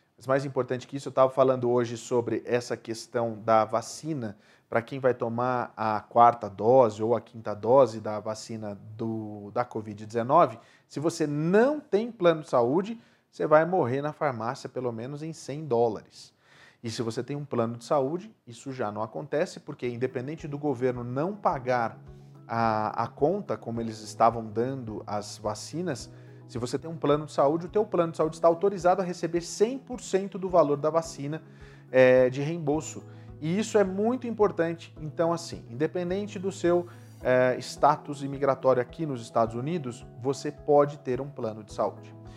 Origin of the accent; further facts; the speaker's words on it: Brazil; moved away; nós somos brasileiros